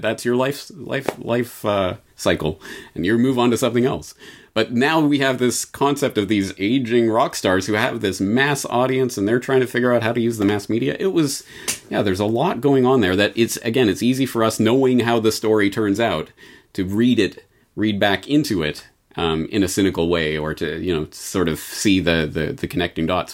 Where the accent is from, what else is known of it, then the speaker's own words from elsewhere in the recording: Canada; I'm Canadian